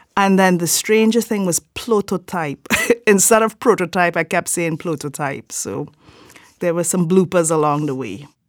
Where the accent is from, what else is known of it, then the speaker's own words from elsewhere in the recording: Trinidad & Tobago; I am from Trinidad and Tobago